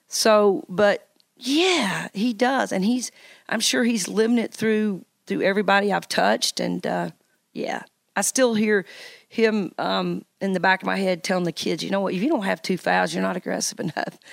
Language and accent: English; Knoxville, Tennessee, United States; also born or lived in Virginia / Nebraska; this being my hometown